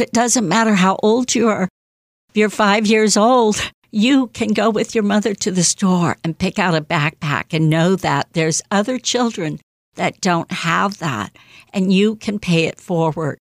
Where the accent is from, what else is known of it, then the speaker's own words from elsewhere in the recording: Indiana, United States; now in Massachusetts, United States; I'm from Indiana, but I'm living in the East Coast now, Massachusetts